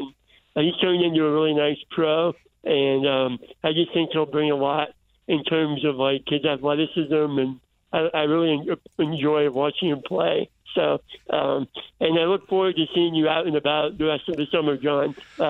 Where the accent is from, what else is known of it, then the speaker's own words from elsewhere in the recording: South Florida, United States; moved away; I remember growing up in South Florida